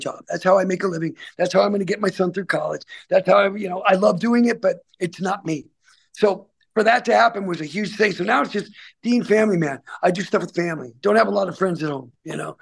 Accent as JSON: {"language": "English", "town": "Salem", "country": "United States", "tie": "born or raised there", "said": "places in Salem, my hometown"}